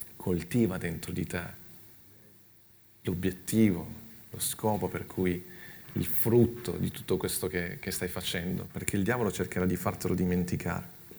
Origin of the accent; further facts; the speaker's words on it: Milan, Lombardy, Italy; io sono cresciuto a Milano